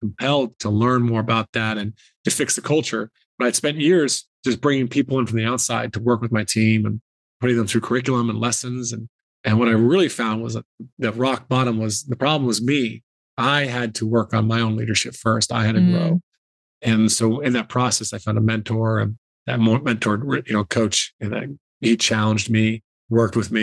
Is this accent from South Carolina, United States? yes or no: yes; South Carolina, United States; moved away as an adult; also born or lived in Ireland; I grew up in South Carolina and basketball was my sport, my passion.